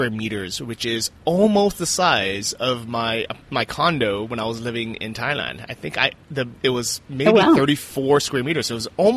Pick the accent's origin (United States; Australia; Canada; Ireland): United States; moved away; I was born and raised there